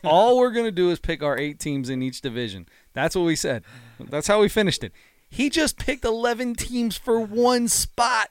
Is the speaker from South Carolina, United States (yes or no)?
no; Delhi Pike, Ohio, United States; one I grew up with was on Delhi Pike